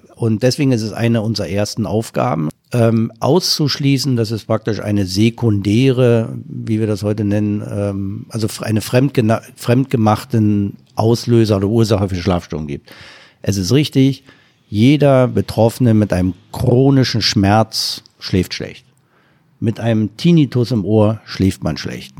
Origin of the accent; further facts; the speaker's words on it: East Germany, Germany; ich komme ja aus dem Osten